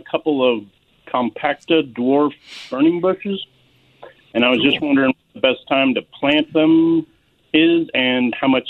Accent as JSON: {"language": "English", "region": "Iowa", "country": "United States", "moved": "yes", "said": "Yes, I'm from Iowa."}